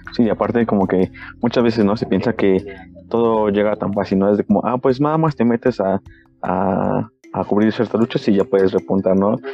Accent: Mexico; como mexicanos

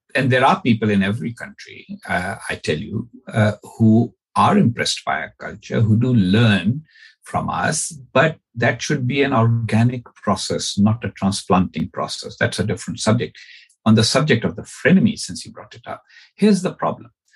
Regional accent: Pakistan; born or raised there; moved away as an adult; now in United States

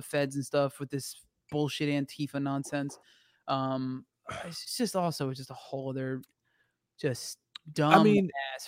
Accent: New Jersey, United States; accent: Jersey; moved away; also born or lived in Florida; if I'm around anybody from back home, my the jersey comes out hard

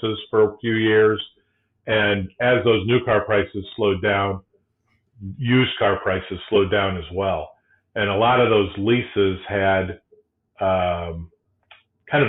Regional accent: South Bend, Indiana, United States; now in Michigan, United States; I grew up in South Bend

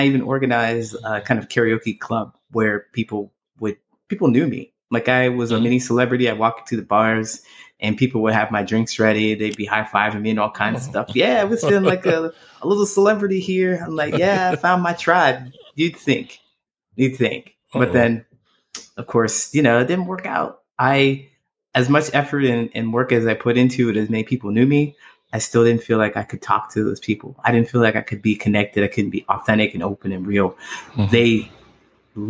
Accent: Ohio, United States; moved away as an adult; now in Chicago, United States; I grew up in that town. And when I left the town

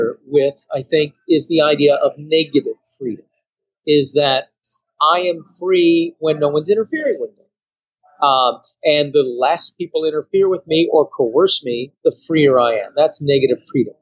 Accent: Cassopolis, Michigan, United States; moved away; also born or lived in Qatar; I'm from Cassopolis, Michigan

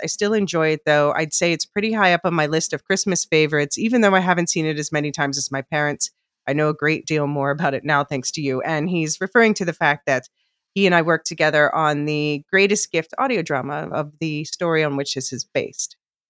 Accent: United States; I'm surprised by these numbers, but I'm American, so maybe that's why

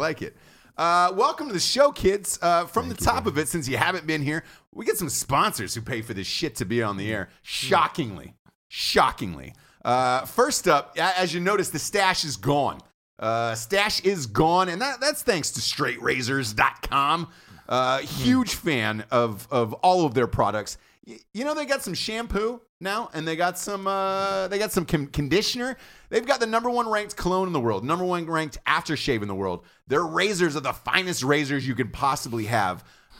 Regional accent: Atlanta, Georgia, United States; we're from Atlanta, Georgia.

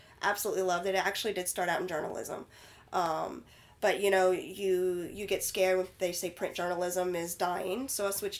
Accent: Oregon City, Oregon, United States; I'm from Oregon City. You know, we evacuated to Texas, came back that Monday or Tuesday.

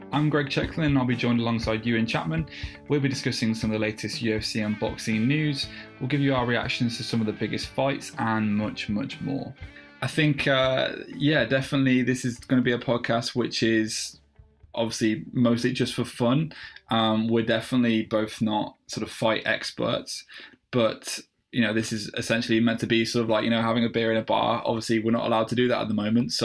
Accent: Midlands, United Kingdom; We are two blokes from the Midlands

